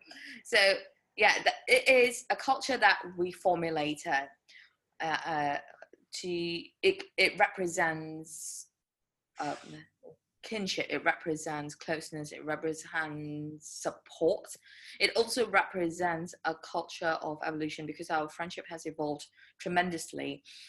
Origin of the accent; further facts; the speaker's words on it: Wisconsin, United States; So I tell everyone I'm from Wisconsin, but anyway, that's a story for another day.